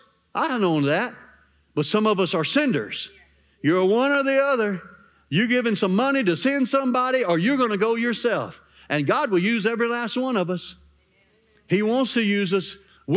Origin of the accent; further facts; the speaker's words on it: Arkansas, United States; Well, I'm from Arkansas, Pastor. Ain't nothing special in Arkansas.